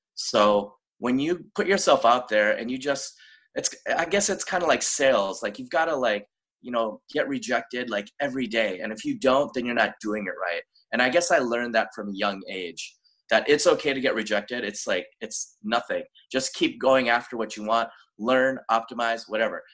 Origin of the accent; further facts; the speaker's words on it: Minnesota, United States; moved away; also born or lived in Daegu, South Korea / Los Angeles; I was born in Daegu, South Korea. We moved to Minnesota when I was little. And um, I grew up in Minnesota